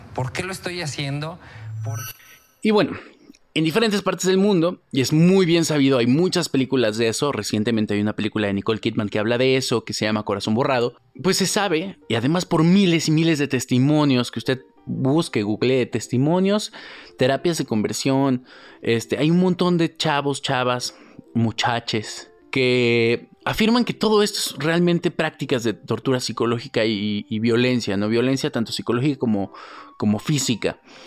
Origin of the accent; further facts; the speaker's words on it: Mexico; como sociedad, como mexicanos